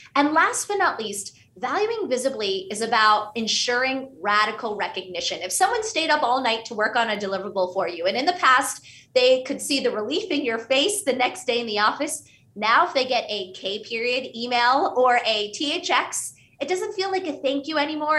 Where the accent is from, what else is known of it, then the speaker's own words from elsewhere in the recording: Pittsburgh, Pennsylvania, United States; first language Hindi; English is a second language; My parents were Indian immigrants, and we grew up in Pittsburgh, Pennsylvania, which meant at home, we spoke Hindi.